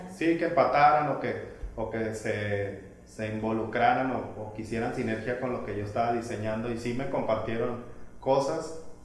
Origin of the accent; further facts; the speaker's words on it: Mazatlán, Sinaloa, Mexico; moved away; muy mazatleco, muy sinaloense, ya sabes, como, como muy neto